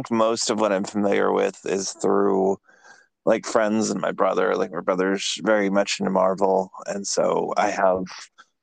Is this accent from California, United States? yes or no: yes; 45 minutes east of San Francisco, California, United States; moved away as an adult; now in Atlanta, United States; I'm originally from California, like about a half an hour, 45 minutes east of San Francisco